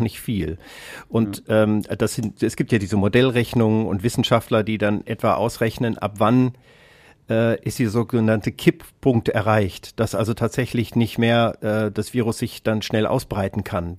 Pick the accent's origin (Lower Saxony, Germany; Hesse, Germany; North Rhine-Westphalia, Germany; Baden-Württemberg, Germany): Hesse, Germany; Kassel; ich komme aus Kassel